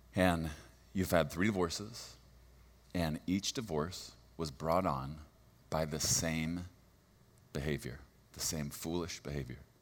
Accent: Texas, United States; I'm from Texas, and, and so it will make sense that I don't use good English

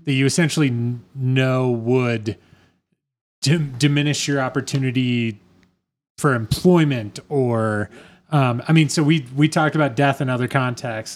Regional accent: Iowa, United States; I'm from Iowa

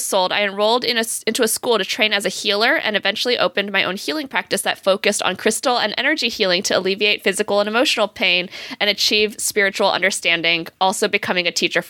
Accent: Michigan, United States; My Michigander butt.

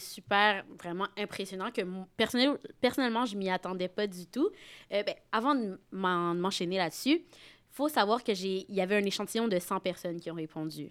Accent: Saint-Basile-le-Grand, Quebec, Canada; je suis de Saint-Basile-le-Grand

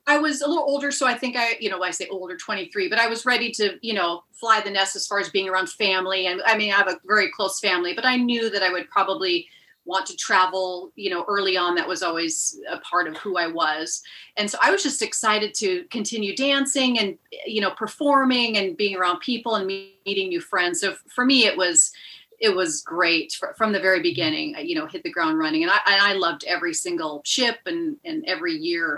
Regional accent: Seattle, Washington, United States; I'm from Seattle, Washington, originally

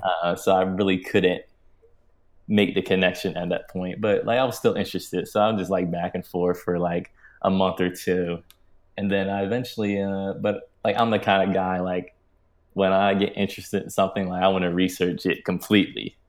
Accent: Maryland, United States; I grew up in Maryland, a suburban town in Maryland

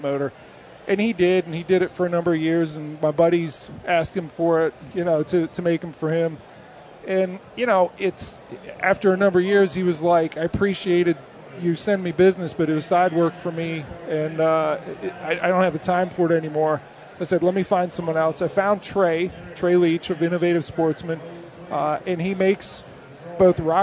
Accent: Maryland, United States; I grew up in Maryland

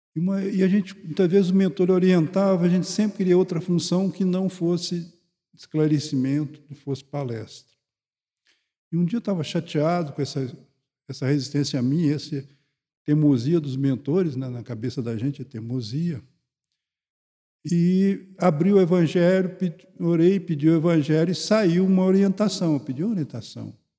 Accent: Goiânia, Goiás, Brazil; eu sou de Goiânia

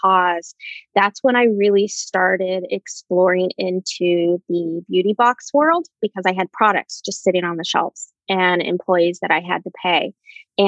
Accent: Anchorage, Alaska, United States; moved away as an adult; back in my hometown in Anchorage, Alaska

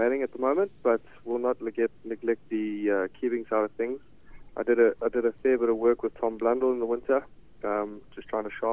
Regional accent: South Africa; moved away as an adult; now in Wellington, New Zealand; growing up in South Africa, and as well as playing a lot of my cricket at the Wanderers Stadium

